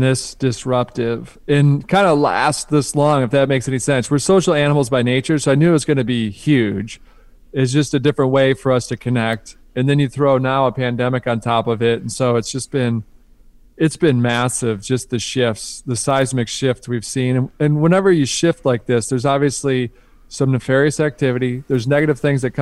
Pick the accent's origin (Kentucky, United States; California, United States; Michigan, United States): Michigan, United States; outside of Detroit; I grew up outside of Detroit